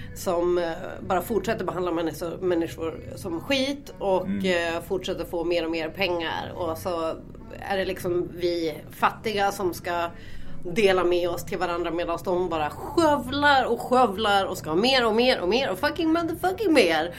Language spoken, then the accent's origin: Swedish; Norrland, Sweden; vi är riktiga jävla norrlänningar